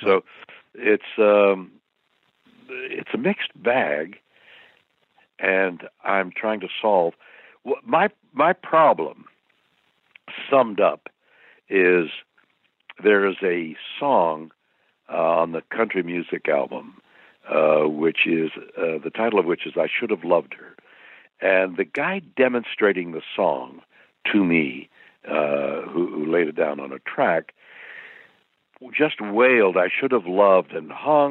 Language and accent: English; Montreal, Quebec, Canada; my home city is Montreal, and I've been performing there since I was 6 years old and all through my grade schools and high schools